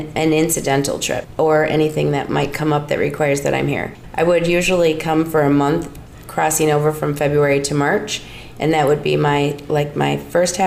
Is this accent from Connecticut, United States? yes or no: no; Wausau, Wisconsin, United States; also born or lived in New Braunfels, Texas; I am from Wausau, in Wausau, Wisconsin, and I've lived there for the last 24 years